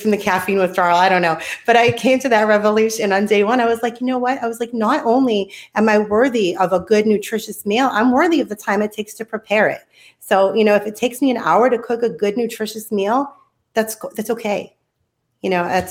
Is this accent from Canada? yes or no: no; Boston, Massachusetts, United States; moved away as an adult; now in Tennessee, United States; I'm a city girl. I'm from Boston